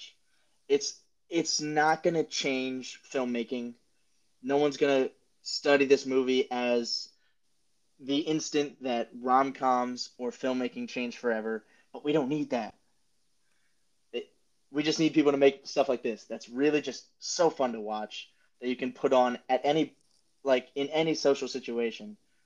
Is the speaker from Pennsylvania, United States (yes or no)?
yes; Upper Dublin, Pennsylvania, United States; I grew up in Upper Dublin, played Cheltenham in basketball